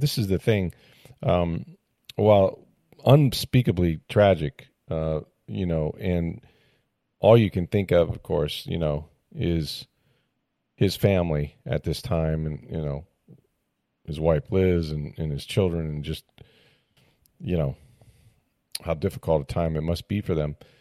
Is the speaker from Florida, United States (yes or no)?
yes; St. Petersburg, Florida, United States; I grew up in Saint Petersburg, you know, and I'm actually kind of a local